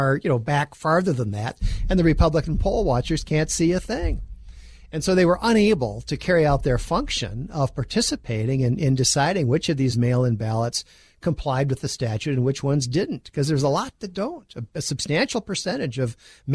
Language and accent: English; Minnesota, United States; my home state of Minnesota